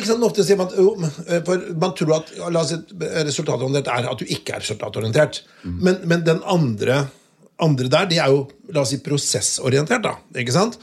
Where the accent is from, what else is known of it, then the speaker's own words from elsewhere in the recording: Notodden, Telemark, Norway; fra Notodden